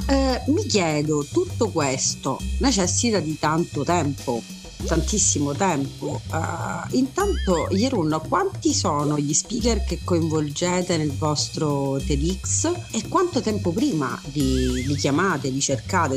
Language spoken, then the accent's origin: Italian; Messina, Sicily, Italy; da siciliana e da messinese